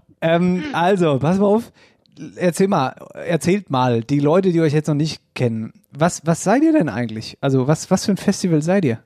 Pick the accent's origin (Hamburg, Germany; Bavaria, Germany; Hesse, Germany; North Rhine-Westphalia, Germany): Hesse, Germany; Wetterau; bei uns in der Wetterau